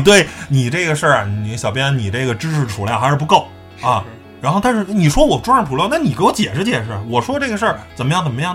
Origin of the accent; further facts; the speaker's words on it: China; 我是中国人，我们就信这套东西